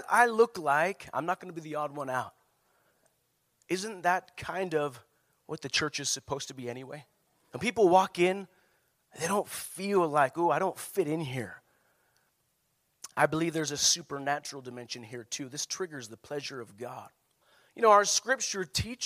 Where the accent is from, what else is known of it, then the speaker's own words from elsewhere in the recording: Prescott, Arizona, United States; moved away; I was raised in Prescott